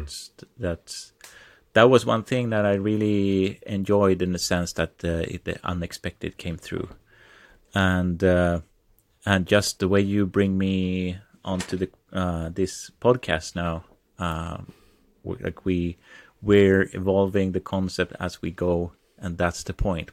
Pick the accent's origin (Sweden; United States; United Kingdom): Sweden; I am from Sweden. I live two hours south of Stockholm.